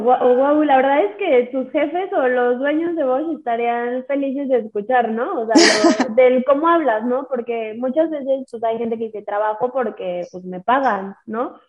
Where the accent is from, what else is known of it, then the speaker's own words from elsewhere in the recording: Mexico; Somos mujeres mexicanas